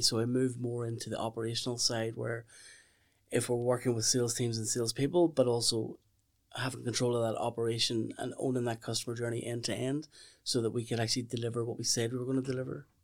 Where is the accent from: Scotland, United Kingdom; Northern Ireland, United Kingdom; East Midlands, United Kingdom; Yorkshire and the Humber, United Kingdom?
Northern Ireland, United Kingdom; Lisburn; moved away as an adult; also born or lived in Meath; I'm I'm from from Lisburn um, originally